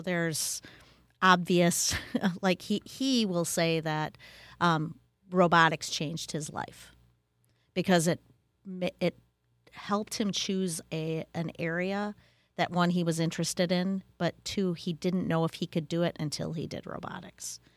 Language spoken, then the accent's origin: English; Wisconsin, United States; I grew up in Wisconsin